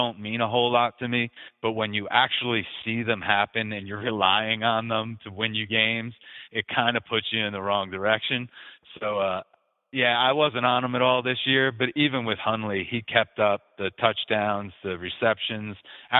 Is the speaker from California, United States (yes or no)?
no; New York, United States; now in Baltimore, United States; I'm from New York originally, but I've been in Baltimore for about 20 years now.